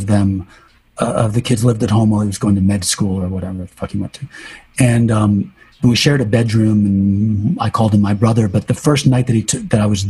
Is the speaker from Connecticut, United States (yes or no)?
yes; Waterford, Connecticut, United States; also born or lived in New London, Connecticut; we moved from New London to Waterford, which is sort of like moving from the East Village to Chelsea